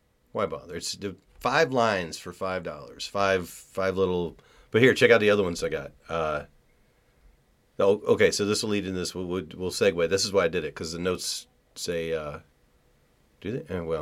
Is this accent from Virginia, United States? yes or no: yes; Virginia, United States; now in North Las Vegas, United States; I'm from Virginia, and counties are laid out differently there than here